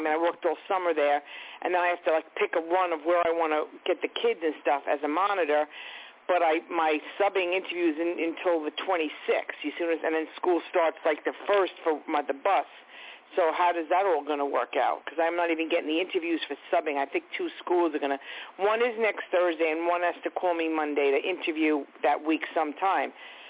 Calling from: Long Island, New York, United States; Long Island.

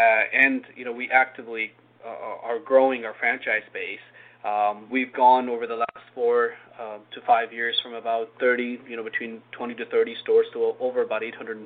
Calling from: Wallingford, Connecticut, United States; I'm at our headquarters in Wallingford, Connecticut.

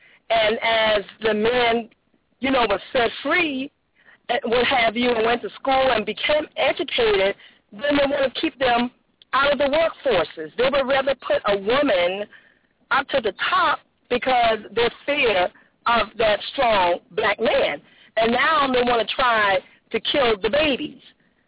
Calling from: Jacksonville, United States; I'm calling from Jacksonville.

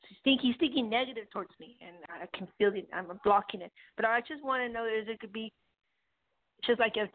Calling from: Colorado, United States

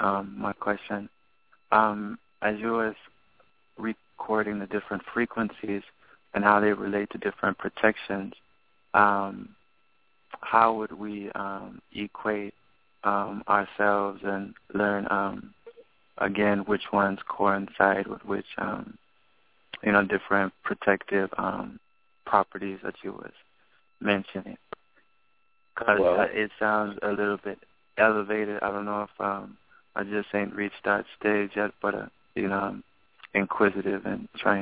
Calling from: Pasadena, California, United States; we're calling from Pasadena, California.

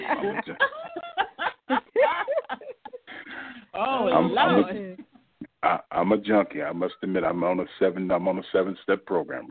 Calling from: Houston, Texas, United States; I'm calling from Houston, Texas.

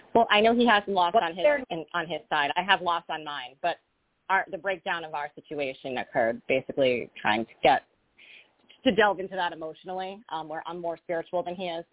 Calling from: Rhode Island, United States; I'm calling from Rhode Island

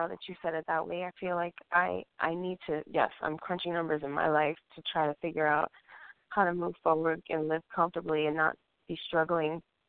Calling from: Colorado, United States; I'm calling from Colorado.

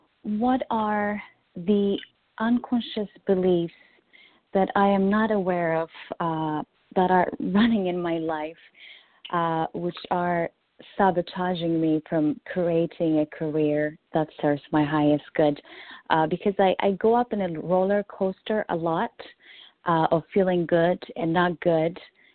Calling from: Washington, District of Columbia, United States; I'm calling from D.C.

